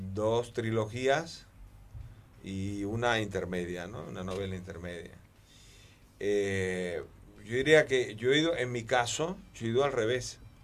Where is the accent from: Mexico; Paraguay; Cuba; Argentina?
Cuba; yo soy isleño de naturaleza, soy cubano